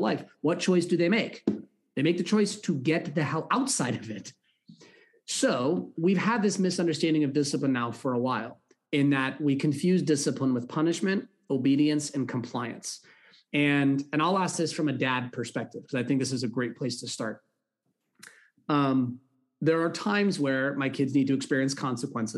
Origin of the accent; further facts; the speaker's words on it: California, United States; I grew up in California